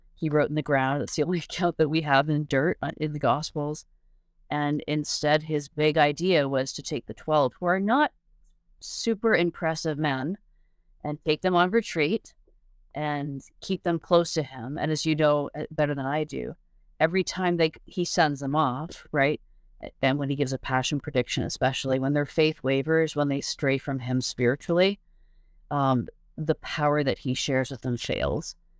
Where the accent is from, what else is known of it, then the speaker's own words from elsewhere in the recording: Canada; also born or lived in England; now in United States; I'm Canadian, but I have a green card